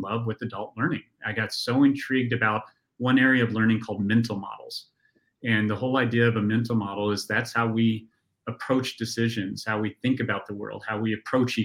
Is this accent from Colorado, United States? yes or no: yes; Golden, Colorado, United States; I grew up in the town that we are actually headquartered in right now, Golden.